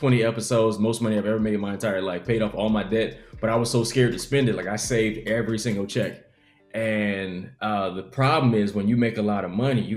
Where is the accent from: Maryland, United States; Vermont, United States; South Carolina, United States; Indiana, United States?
South Carolina, United States; Columbia; I'm from Columbia, South Carolina